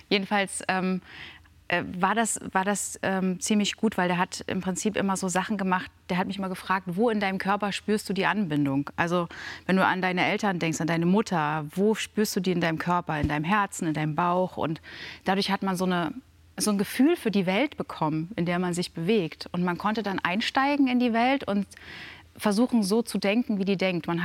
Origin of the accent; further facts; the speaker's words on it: Lower Saxony, Germany; Dannenberg, die kommt aus dem Wendland. Das, das, ist meine Heimat.